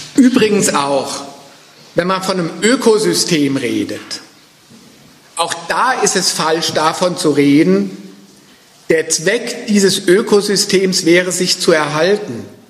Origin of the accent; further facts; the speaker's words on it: Frankfurt am Main, Hesse, Germany; Ich komme ja aus Frankfurt